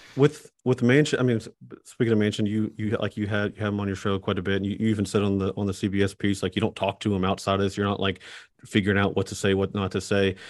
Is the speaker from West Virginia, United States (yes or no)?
yes; Kanawha County, West Virginia, United States; I'm from Kanawha